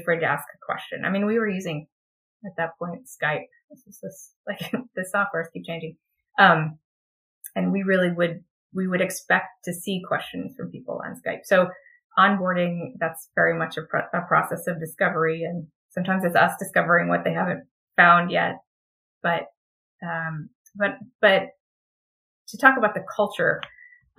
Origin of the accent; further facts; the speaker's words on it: Texas, United States; I'm from Texas